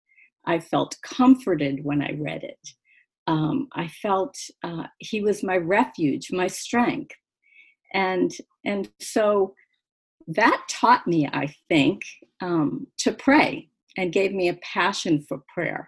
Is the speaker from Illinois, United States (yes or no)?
no; Boston, Massachusetts, United States; moved away as an adult; now in Florida, United States; We're from the Northeast. We're from Boston area, but we've lived in Florida now for 28 or 29 years.